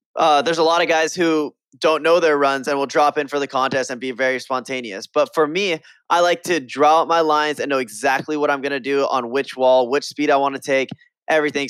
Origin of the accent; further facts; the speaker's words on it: Hawaii, United States; in Hawaii, I grew up skating my local skate park